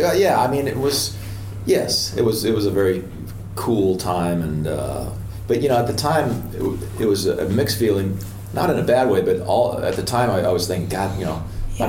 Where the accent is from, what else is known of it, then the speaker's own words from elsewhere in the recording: Portland, Oregon, United States; moved away as an adult; also born or lived in Los Angeles; I grew up in Portland, Oregon.